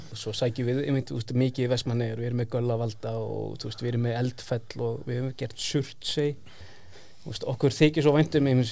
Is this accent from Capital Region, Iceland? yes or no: no; Vestmannaeyjar, Southern Region, Iceland; við erum frá Vestmanni við búum í Vestmanni veist, við eigum allir fjölskytti vestmannum og við erum frá vestmannum